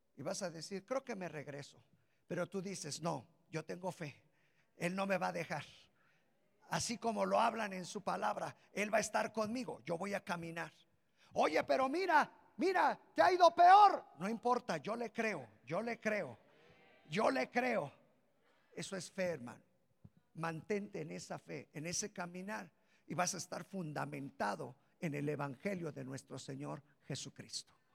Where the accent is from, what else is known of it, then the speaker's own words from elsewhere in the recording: Mexico; somos mexicanos aquí